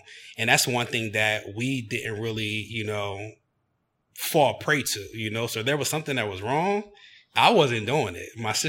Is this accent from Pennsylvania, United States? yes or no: yes; Chester, Pennsylvania, United States; So I was born and raised in Chester, Pennsylvania, which is located 10 minutes south of Philadelphia, which is an urban city.